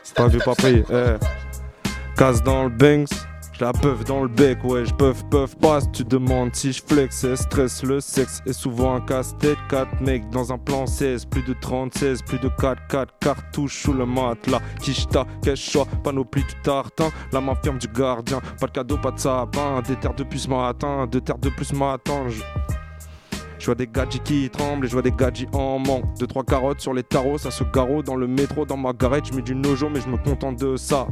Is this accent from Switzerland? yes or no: no; Hauts-de-Seine, Île-de-France, France; je viens du 92 en général, que ce soit dans le 92 au nord ou au sud.